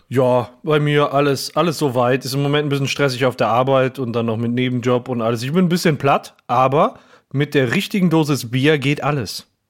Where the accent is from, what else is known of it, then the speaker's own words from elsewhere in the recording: Gelsenkirchen, North Rhine-Westphalia, Germany; ich bin ja in Gelsenkirchen-Burg geboren